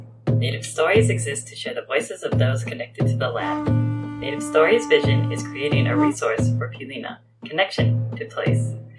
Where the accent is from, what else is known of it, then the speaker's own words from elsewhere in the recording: Waiau, Hawaii, United States; now in Afareitu, French Polynesia; I am from Waiau Oahu, and I am now residing in Afareitu, Moorea, Te Ao Mauhi.